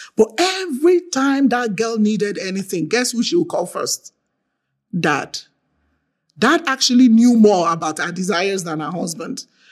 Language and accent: English; Nigeria; I'm from Nigeria